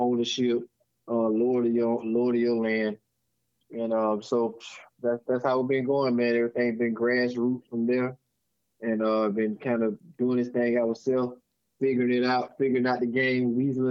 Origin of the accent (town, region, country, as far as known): Cordele, Georgia, United States; born or raised there